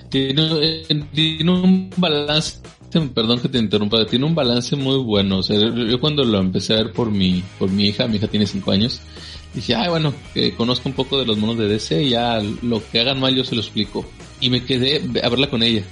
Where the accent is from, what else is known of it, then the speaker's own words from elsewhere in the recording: Nuevo León, Mexico; acá en Nuevo León le llamamos grupera